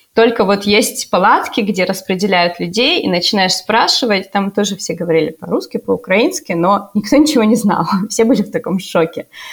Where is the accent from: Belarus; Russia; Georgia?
Russia; moved away as an adult; also born or lived in Kazakhstan; now in Germany; я из России